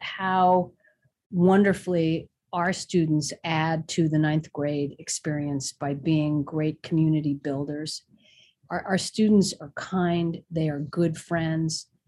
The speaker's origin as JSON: {"language": "English", "town": "New York City", "region": "New York", "country": "United States", "tie": "born or raised there", "said": "I grew up in New York City in the Bronx"}